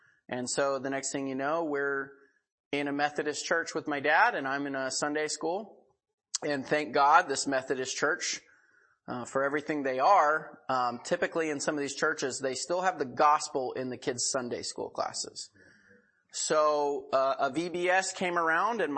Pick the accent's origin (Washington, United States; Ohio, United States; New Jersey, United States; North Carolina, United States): Washington, United States; Seattle; also born or lived in Pensacola, Florida / Hillsboro; I'm from Seattle